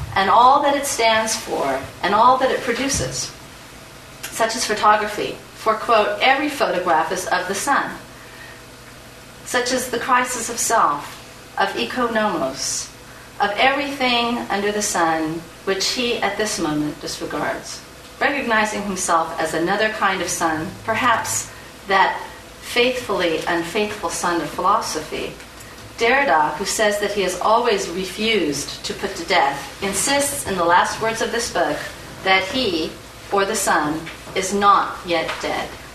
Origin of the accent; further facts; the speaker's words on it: United States; as an American insider